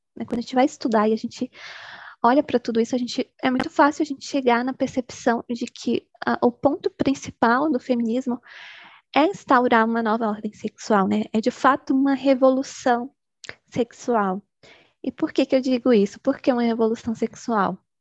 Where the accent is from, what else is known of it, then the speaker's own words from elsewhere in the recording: Bahia, Brazil; sou baiana, moro no interiorzinho da Bahia